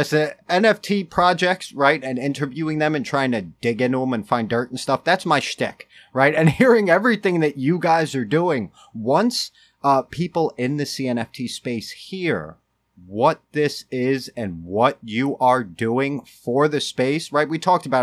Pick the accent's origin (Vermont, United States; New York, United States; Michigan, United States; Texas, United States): New York, United States; also born or lived in Connecticut; now in Waterbury area, Connecticut, United States; I grew up in New York and moved to Connecticut.